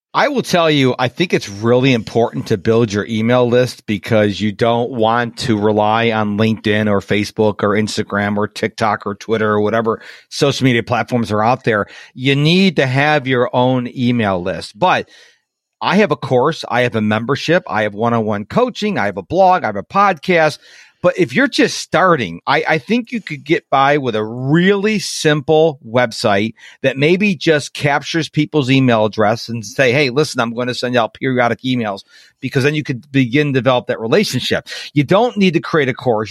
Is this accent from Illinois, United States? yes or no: no; Rochester, New York, United States; now in Houston, United States; I am originally from Rochester, New York.